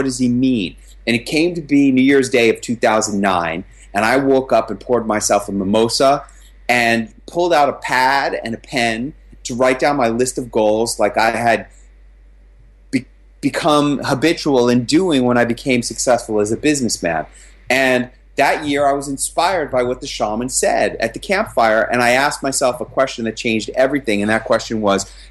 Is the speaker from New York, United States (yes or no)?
yes; New York, United States; That's my native. That's my hometown.